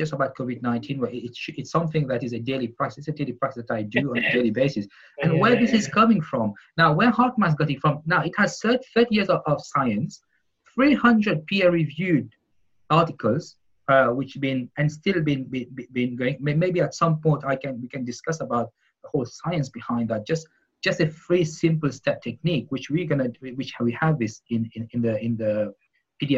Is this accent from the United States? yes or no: no; Mauritius; where I come from Mauritius